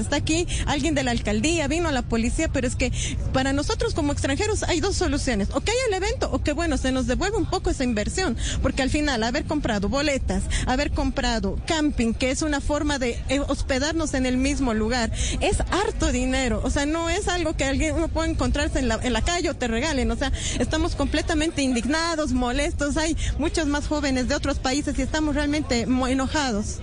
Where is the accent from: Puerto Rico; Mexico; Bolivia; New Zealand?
Bolivia; Yo soy boliviano